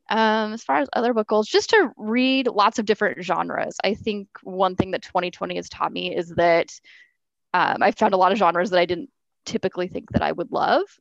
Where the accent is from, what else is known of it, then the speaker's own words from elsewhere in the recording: Oregon, United States; oh, I'm from Oregon. I noticed you're from Oregon too.